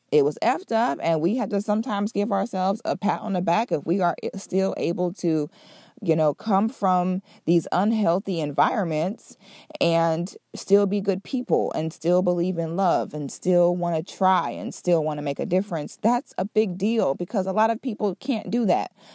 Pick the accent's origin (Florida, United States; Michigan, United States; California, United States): Florida, United States; Central and South; also born or lived in Philadelphia, Pennsylvania; I'm originally from Philly, Um, but I grew up in Central Florida area. Well, I sh, I shouldn't even say Central Florida, I should say South Florida and Central Florida. I grew up in both of those places.